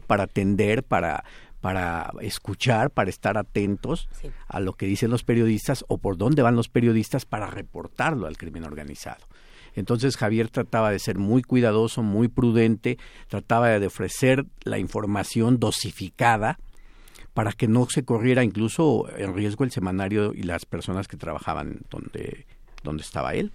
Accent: Mexico; nos marcan como ciudadanos y como, mexicanos

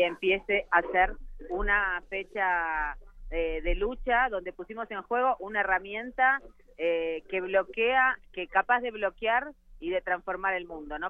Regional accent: Argentina; yo vengo de Argentina

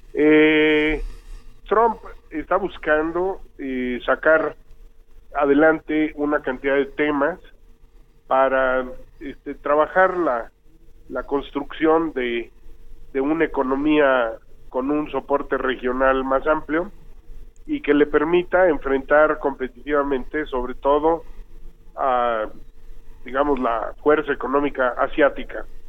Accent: Mexico

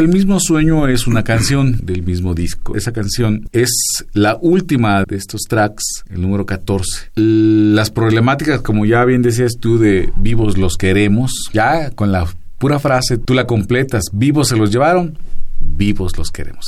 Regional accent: Ecatepec, State of Mexico, Mexico; precisamente de donde yo vengo se llama Tulpetlac, Santa María Tulpetlac

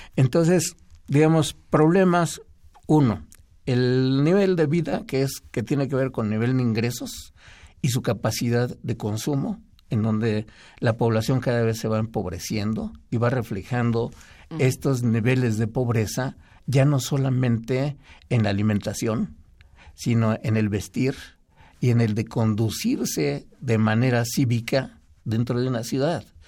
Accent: Mexico City, Mexico; yo nací en, en el Distrito Federal

